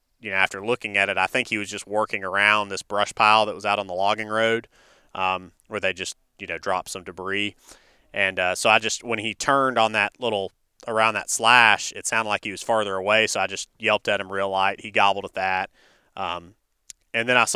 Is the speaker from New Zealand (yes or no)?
no; North Carolina, United States; now in Alabama, United States; I'm originally from North Carolina, and we have a farm there